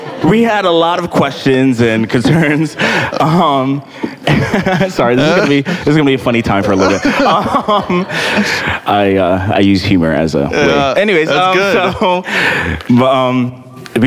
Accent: Landover, Maryland, United States; also born or lived in Ghana; came to America after the 5 years and have been living in Landover, Maryland ever since

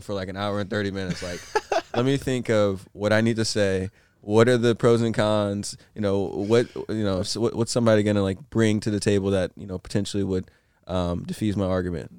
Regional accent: Northern California, United States; I'm a NorCal baby

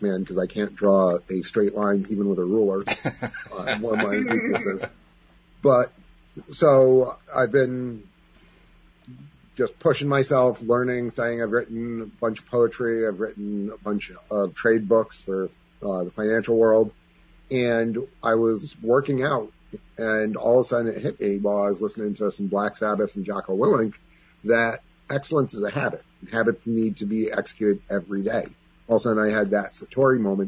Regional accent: Greenfield Center, New York, United States; also born or lived in Ballston Spa, New York; I grew up in Greenfield Center

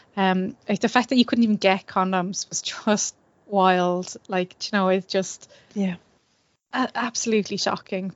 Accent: Ireland; as Irish people

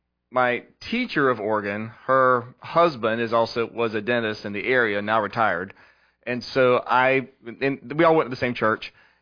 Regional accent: West Columbia, South Carolina, United States; So I grew up here in West Columbia, airport grad

